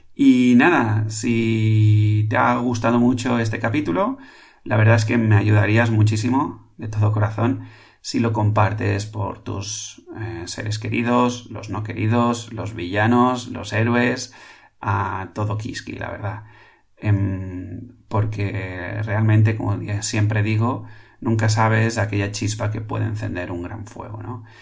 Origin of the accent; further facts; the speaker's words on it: Catalonia, Spain; aquí en Cataluña, en mi tierra